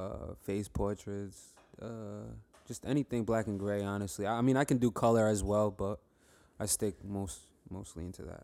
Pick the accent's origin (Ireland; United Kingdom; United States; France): United States; Rhode Island; I'm a tattoo artist. I'm based off East Coast, pretty much. I'm from Rhode Island. I travel back and forth. I'm always out here. I work at Hidden Gem out in Brooklyn.